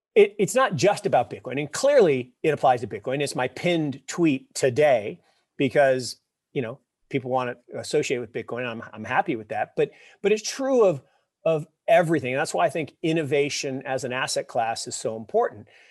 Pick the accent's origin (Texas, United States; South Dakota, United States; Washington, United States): Washington, United States; Seattle; I grew up in Seattle